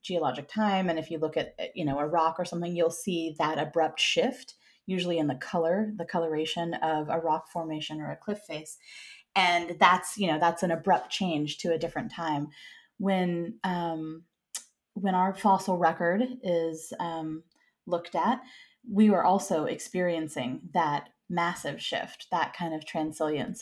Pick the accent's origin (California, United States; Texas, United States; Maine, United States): California, United States; Santa Cruz; now in San Francisco, United States; I grew up in Santa Cruz, which is protected and not very sharky